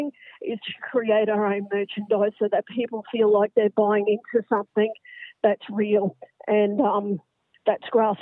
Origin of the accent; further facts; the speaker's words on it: Brisbane, Queensland, Australia; also born or lived in Northern Rivers, New South Wales; from Brisbane